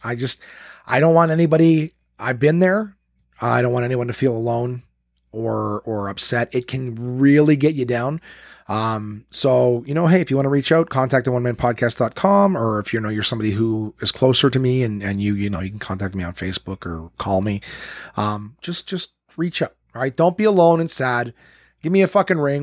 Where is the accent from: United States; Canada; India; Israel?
Canada; Ottawa, Ontario; Absolute Comedy in Ottawa, my hometown, my home club